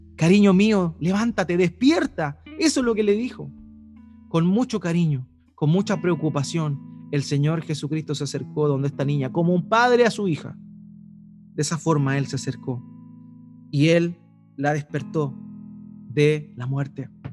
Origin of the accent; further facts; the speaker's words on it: Eighth Region, Biobío, Chile; moved away; de donde yo vengo, de la octava región, ese juego tiene otro nombre. Se llama la tiña